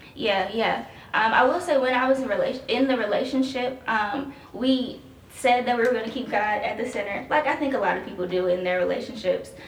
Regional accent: Chicago, Illinois, United States; moved away as an adult; now in Columbus, United States; I'm originally from Chicago.

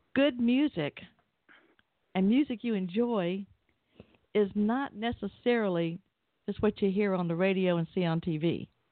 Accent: Atlanta, Georgia, United States; I grew up in Atlanta

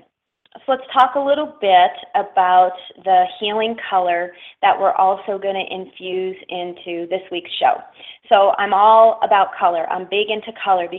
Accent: Schenectady, New York, United States; moved away as an adult; also born or lived in the desert (US Southwest); I'm from upstate New York, and actually I'm from Schenectady, New York

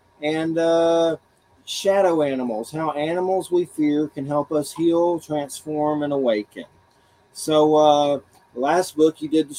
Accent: Georgia, United States; I'm from Georgia

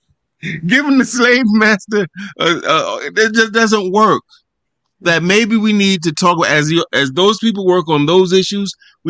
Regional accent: New York City, New York, United States; where I grew up in Harlem, where I live still in the neighborhood of my birth

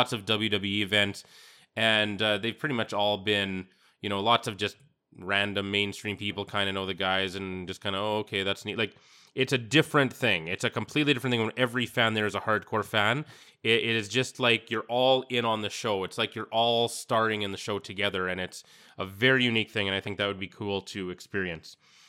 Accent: Saskatchewan, Canada; I'm from Saskatchewan

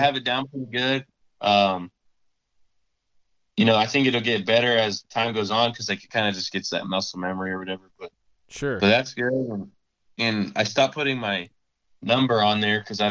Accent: Arizona, United States; I'm from Arizona

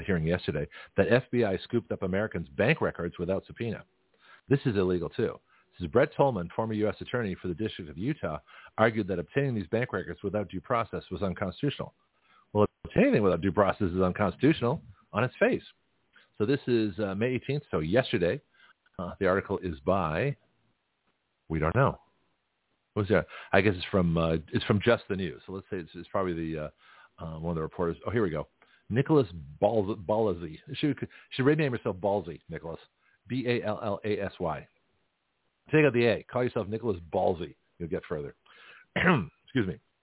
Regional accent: Canada; now in United States; as a Canadian immigrant

